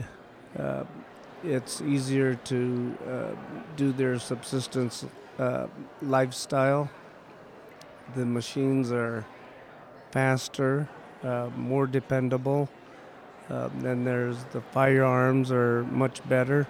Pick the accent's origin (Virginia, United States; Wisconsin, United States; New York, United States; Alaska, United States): Alaska, United States; Utqiagvik; ever since I can remember, I've always lived in Barrow, Alaska, all my life. Raised by a single mother